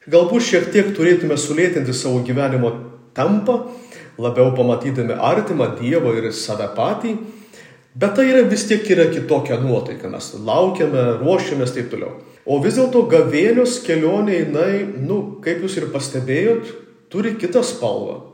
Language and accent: Lithuanian; Samogitia, Lithuania; mes žemaičiai